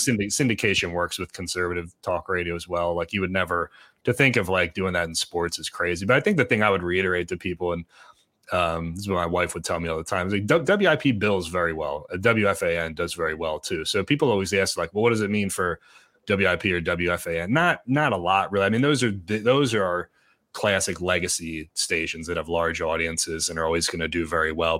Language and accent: English; Pottstown, Pennsylvania, United States; my hometown newspaper, the Pottstown Mercury